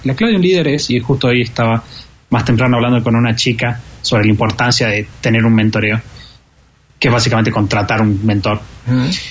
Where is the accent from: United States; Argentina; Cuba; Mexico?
Argentina; como argentino